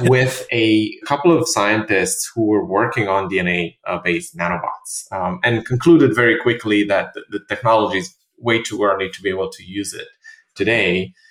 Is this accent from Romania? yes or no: yes; Romania; moved away; also born or lived in Bucharest; I'm originally from Romania